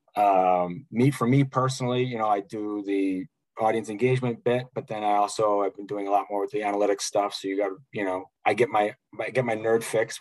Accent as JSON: {"language": "English", "town": "Chicago", "region": "Illinois", "country": "United States", "tie": "born or raised there", "said": "growing up in Chicago"}